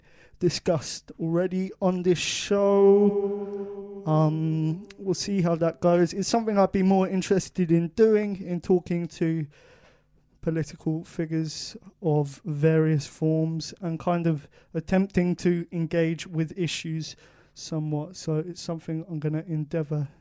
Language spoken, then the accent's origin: English; Portsmouth, South East England, United Kingdom; my hometown of Portsmouth